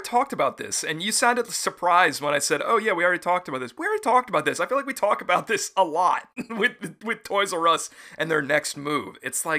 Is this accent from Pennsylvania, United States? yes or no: yes; Pennsylvania, United States; I grew up in the Berks County area